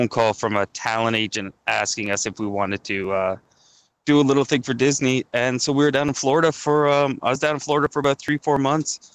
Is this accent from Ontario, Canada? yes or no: yes; Goderich, Ontario, Canada; born or raised there; now in Toronto, Canada